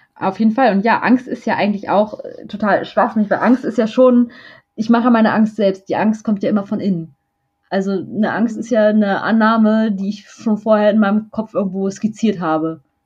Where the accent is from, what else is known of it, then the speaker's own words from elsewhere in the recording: Braunschweig, Lower Saxony, Germany; moved away as an adult; now in Hamburg, Germany; Ich bin in Braunschweig aufgewachsen.